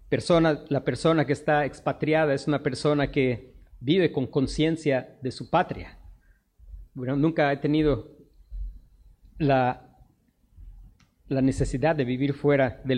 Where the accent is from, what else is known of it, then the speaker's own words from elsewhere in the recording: Mexico; nosotros somos expatriados. Esta no es nuestra patria. No importa que nosotros nacimos mexicanos, somos mexicanos, pero esta no es nuestra patria.